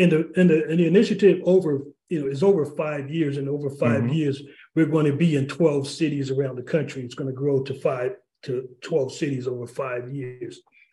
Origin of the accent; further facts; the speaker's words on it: New Haven, Connecticut, United States; In terms of my background, I grew up in New Haven. I went to Wilbur Cross High School. I grew up on Ashman Street.